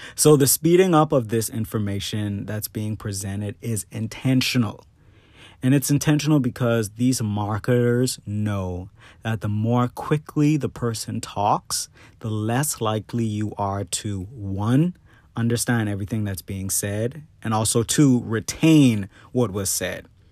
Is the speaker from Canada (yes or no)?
no; Bahamas; now in United States; the Bahamas, which is my home country